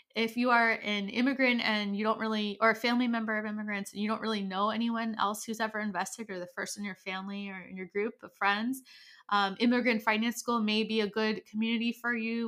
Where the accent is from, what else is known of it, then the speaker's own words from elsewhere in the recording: United States; I am American